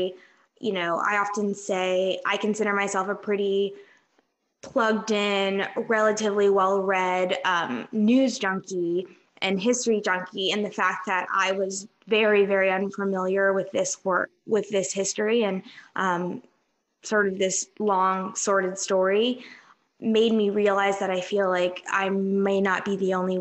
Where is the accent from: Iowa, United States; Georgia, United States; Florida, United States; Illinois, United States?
Georgia, United States; Atlanta; I'm from Atlanta